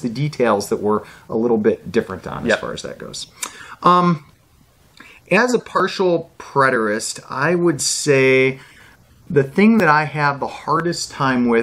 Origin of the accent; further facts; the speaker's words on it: United States; being an American and yep. speaking kind of a wild English language